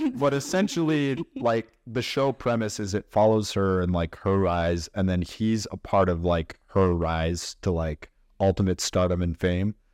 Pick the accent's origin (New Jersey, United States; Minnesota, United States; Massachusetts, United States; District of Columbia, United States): Minnesota, United States; Chaska; I grew up in Chaska